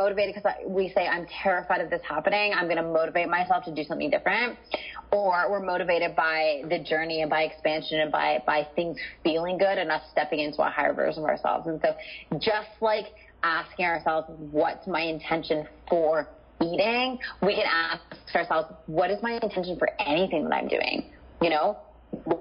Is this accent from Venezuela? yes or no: no; Canada; moved away as an adult; now in San Diego, United States; I'm Canadian.